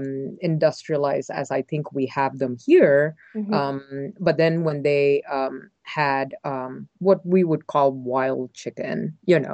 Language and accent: English; Tamil Nadu, India; first language Tamil; English is a second language; moved away as an adult; now in United States